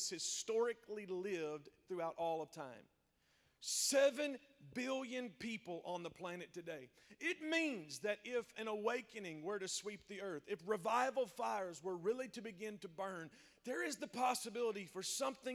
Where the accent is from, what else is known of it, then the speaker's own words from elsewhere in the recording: South Central Kentucky, United States; My wife and I, we are from South Central Kentucky. I was born and bred on the Cumberland River. It is pretty much all that I've ever known